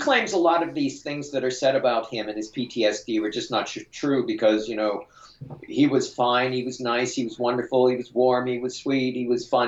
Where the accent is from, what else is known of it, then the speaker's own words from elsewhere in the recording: California, Pennsylvania, United States; I grew up in a small southwestern Pennsylvania town, very much like the town he grew up in. I grew up in California, Pennsylvania